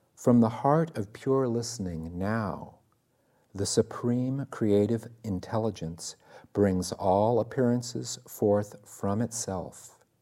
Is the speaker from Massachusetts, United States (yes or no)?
no; Iowa, United States; I was born in the Midwest, in Iowa, of all places